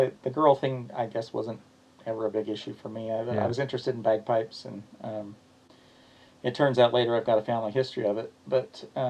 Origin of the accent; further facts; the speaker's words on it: Salt Lake City, Utah, United States; also born or lived in Spanish Fork, Utah; now in Payson, United States; I grew up probably most of my childhood in Salt Lake, and then I moved to Spanish Fork for a few years, and then I've been in Payson.